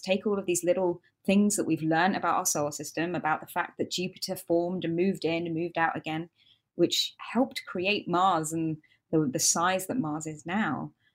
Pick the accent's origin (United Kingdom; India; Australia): United Kingdom; accent: British; I'm British, as most of you can hear from my accent